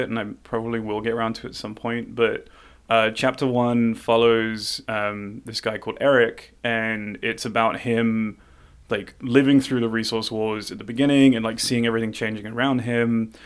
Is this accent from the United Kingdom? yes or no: yes; London, United Kingdom; moved away; born and raised in London